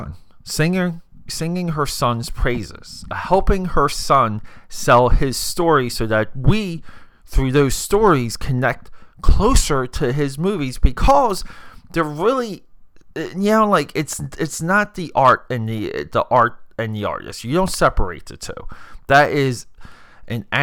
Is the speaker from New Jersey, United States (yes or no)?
yes; New Jersey, United States; Me growing up in New Jersey, you had to know about Steven Spielberg if you were growing up, because coming from Jersey